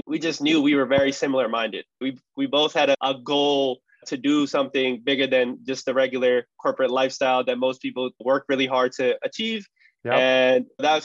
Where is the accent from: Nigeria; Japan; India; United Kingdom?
India; Punjab; I'm from Punjab, which is Northern Indian